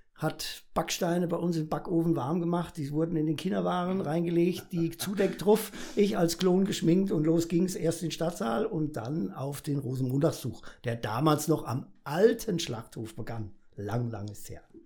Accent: Fulda, Hesse, Germany; geboren in der Florengasse, wie sich das gehört, Bäckerer Vogel. Äh, groß geworden auf der Gasse

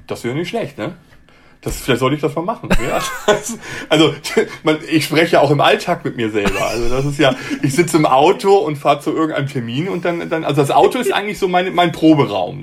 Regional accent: Hamburg, Germany; moved away as an adult; also born or lived in Munich; Ich bin gebürtiger Hamburger

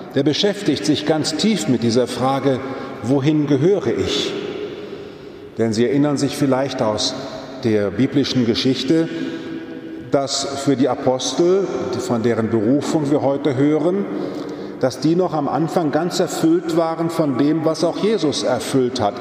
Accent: Stadtlohn, North Rhine-Westphalia, Germany; now in Frankfurt am Main, Germany; wenn ich in meine Heimat fahre, ins Münsterland, nach Stadtlohnsee, meine Pfarrkirche

